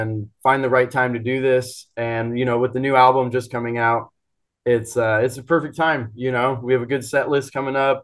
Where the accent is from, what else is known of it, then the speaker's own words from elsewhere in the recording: Phoenix, Arizona, United States; It was in Phoenix, in my hometown